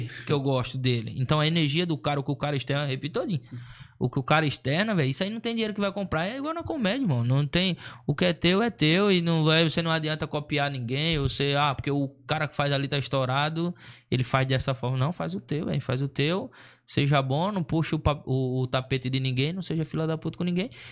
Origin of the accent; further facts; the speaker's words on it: Maceió, Alagoas, Brazil; moved away; also born or lived in Sorocaba; eu sou de Maceió, nascido e criado em Maceió